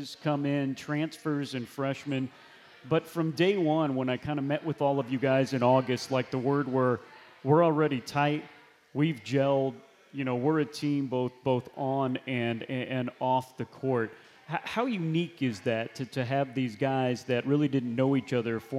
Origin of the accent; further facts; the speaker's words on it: United States; I'm an American